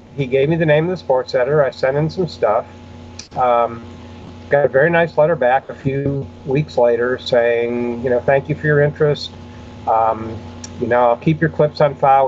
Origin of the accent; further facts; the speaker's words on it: Buffalo, New York, United States; I grew up near Buffalo, New York.